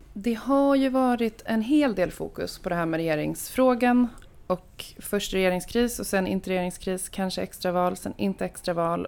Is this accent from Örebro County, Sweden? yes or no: yes; Örebro, Örebro County, Sweden; jag kommer från Örebro